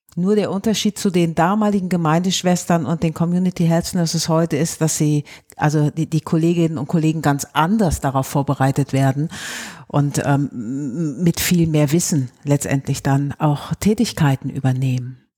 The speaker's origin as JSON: {"language": "German", "region": "Rhineland", "country": "Germany", "said": "bei uns im Rheinland"}